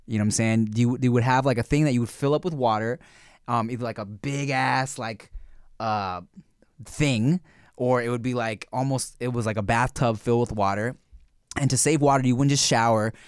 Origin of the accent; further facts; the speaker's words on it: United States; accent: American; I have an American accent when I speak Thai.